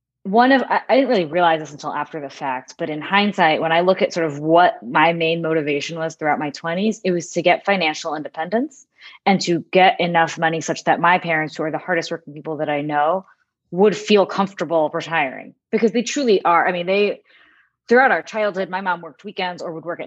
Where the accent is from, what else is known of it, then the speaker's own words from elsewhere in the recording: Northeast, United States; moved away as an adult; also born or lived in Manhattan, New York; now in Jacksonville, United States; I grew up in the Northeast